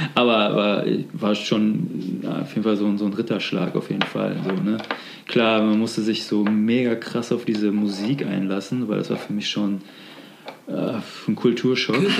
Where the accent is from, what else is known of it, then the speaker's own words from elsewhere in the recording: near Gummersbach, North Rhine-Westphalia, Germany; now in Cologne, Germany; wo ich aufgewachsen bin sozusagen. Also, ähm, in der Nähe von Gummersbach